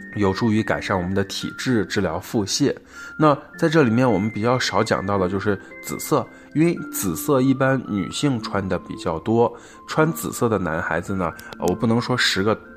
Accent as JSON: {"language": "Chinese", "country": "China", "said": "我们中国人或者亚洲人"}